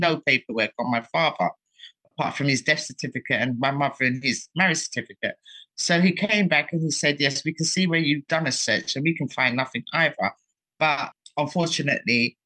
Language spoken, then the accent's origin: English; London, United Kingdom; also born or lived in Dominica; I'm proud to be British. I'm from Hackney. I tell everyone, I'm Hackney.